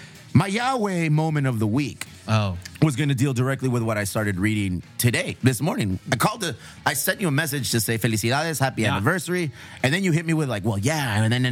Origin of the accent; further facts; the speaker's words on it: Chula Vista, California, United States; we're from Chula Vista, National City. We're from the South Bay.